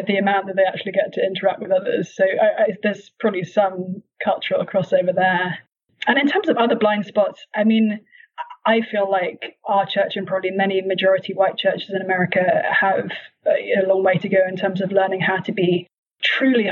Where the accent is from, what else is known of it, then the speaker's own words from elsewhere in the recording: United Kingdom; moved away as an adult; now in Cambridge, Massachusetts, United States; I grew up in that tradition in the UK, and then in the US, we attend a Baptist church.